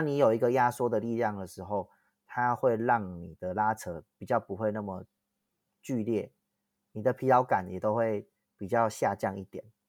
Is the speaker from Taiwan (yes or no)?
yes; Tianzhong, Changhua County, Taiwan; 我是在田中长大的孩子